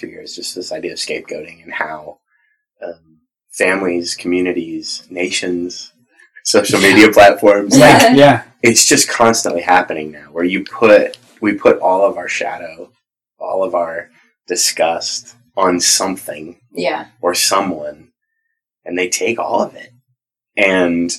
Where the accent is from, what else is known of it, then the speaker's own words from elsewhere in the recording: Southern California, United States; I grew up in Southern California.